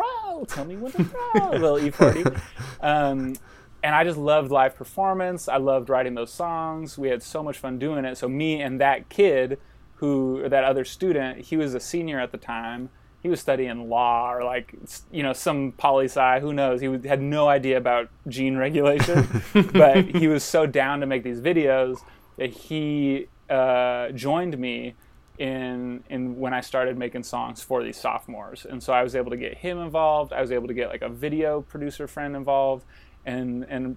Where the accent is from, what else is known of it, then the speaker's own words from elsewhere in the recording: Sacramento, California, United States; I'm from Sacramento, California, and went to public schools the whole time.